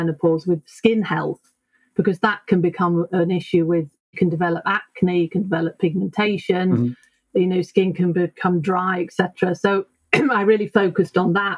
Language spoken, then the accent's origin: English; United Kingdom; moved away as an adult; now in Sweden; I'm actually British.